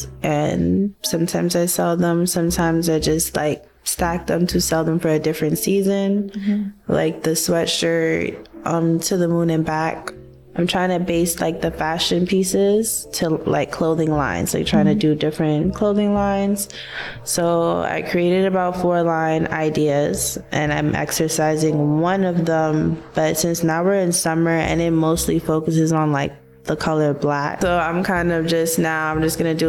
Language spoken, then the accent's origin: English; New York City, New York, United States; My family's from Grenada. I was born here in Crown Heights, Brooklyn. And I'm basically from like Eastern Parkway side